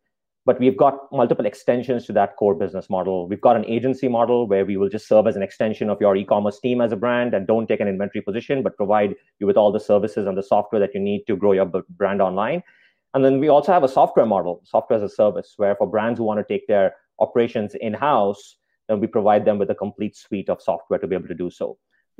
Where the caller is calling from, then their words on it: Spokane, Washington, United States; We are in Spokane, Washington.